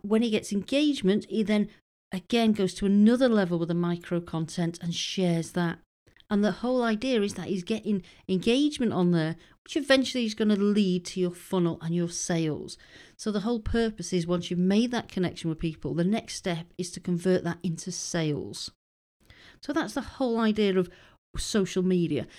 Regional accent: United Kingdom; moved away as an adult; being British and having moved over there

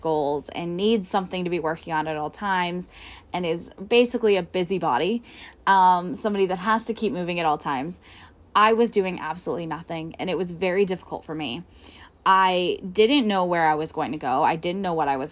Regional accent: Northwestern Pennsylvania, United States; I am from Northwestern Pennsylvania.

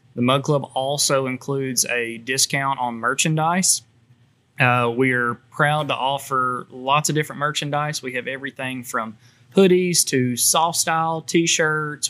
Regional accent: Camden, United States; I'm originally from Camden

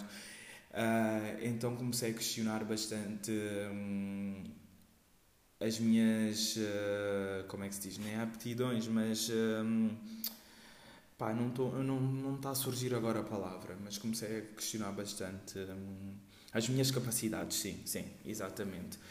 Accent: Portugal; also born or lived in Guinea-Bissau; eu uh, nasci na Guiné-Bissau e cresci aqui em Portugal

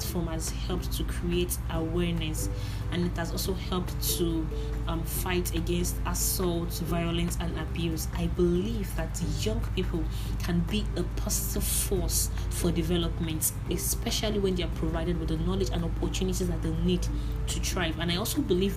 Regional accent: Nigeria; That's an Igbo way of introducing myself to you. I am a Nigerian youth

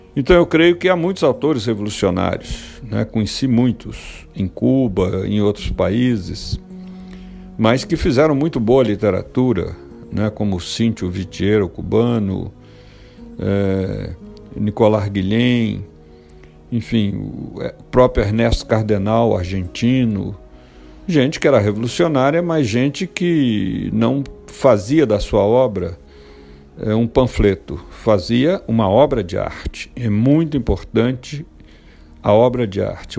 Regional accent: Minas Gerais, Brazil; como bom mineiro

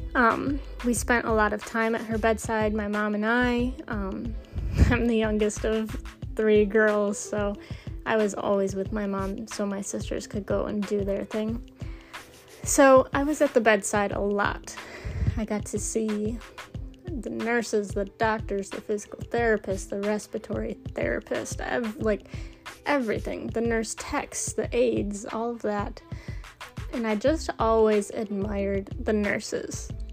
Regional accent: Michigan, United States; I'm from Michigan

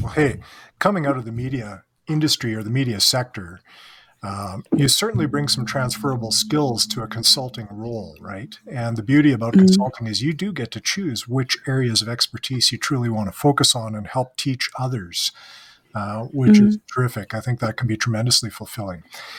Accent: Canada; accent: Canadian; and I say this to my Canadian accent as we're speaking.

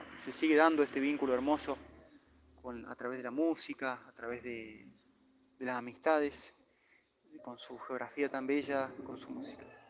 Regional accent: Villa Huidobro, Córdoba, Argentina; mi pueblo natal, Cañada Verde, como le llamamos.

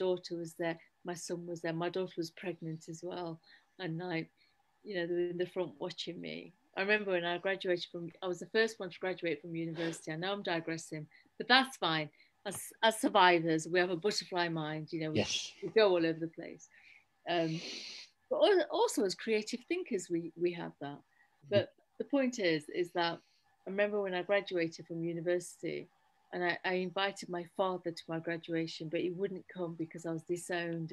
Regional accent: Derby, East Midlands, United Kingdom; Derby, I was born in Derby

